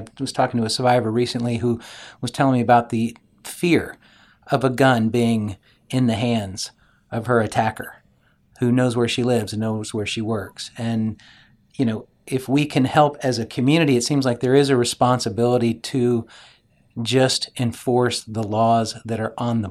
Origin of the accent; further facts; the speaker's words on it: Texas, United States; I grew up in Texas. I grew up around guns.